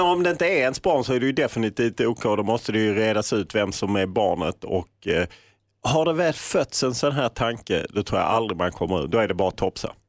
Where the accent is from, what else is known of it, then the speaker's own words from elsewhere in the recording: Jönköping, Jönköping County, Sweden; Det är min hemkommun